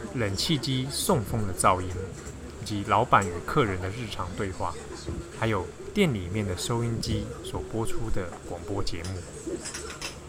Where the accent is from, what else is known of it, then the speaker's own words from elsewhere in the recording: Taiwan; 我们是从台湾来的